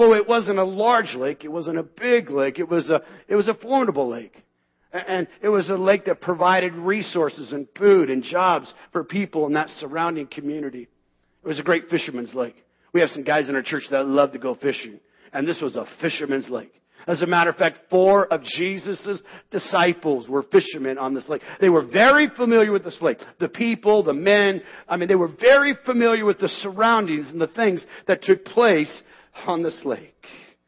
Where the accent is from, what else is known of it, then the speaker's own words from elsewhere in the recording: Seattle, Washington, United States; We come from Seattle.